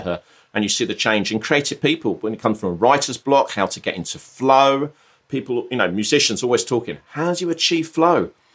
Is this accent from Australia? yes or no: no; Brighton, South East England, United Kingdom; moved away as an adult; I'm, I'm from Brighton